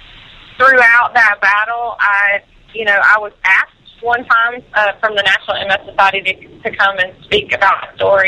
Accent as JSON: {"language": "English", "area": "Monroeville", "region": "Alabama", "country": "United States", "tie": "born or raised there", "moved": "yes", "lives_now": "Nashville, United States", "said": "my hometown"}